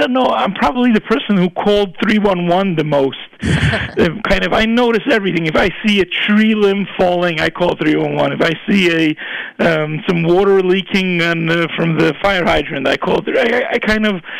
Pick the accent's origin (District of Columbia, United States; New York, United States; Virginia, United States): New York, United States; New York City; I grew up in Borough Park and we were the only Jews on the block where we lived